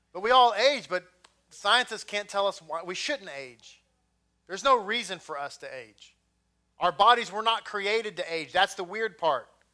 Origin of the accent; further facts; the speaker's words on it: Texas, United States; I'm from Texas